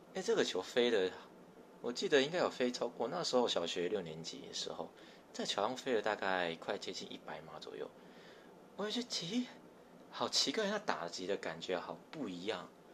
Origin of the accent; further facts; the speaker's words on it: Tamsui, New Taipei, Taiwan; 这个时候我家是住在淡水